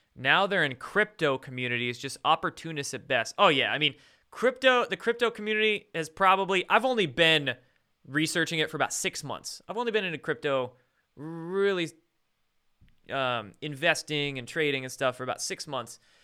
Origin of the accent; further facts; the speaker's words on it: Bremerton, Washington, United States; I was born and raised in Bremerton.